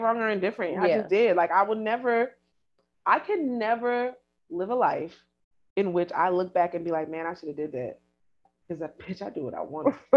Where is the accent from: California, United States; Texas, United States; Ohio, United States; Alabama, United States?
California, United States; I grew up in California